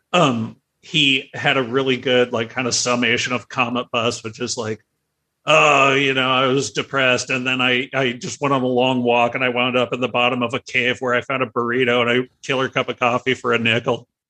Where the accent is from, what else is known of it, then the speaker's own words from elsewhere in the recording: San Diego, California, United States; I grew up in San Carlos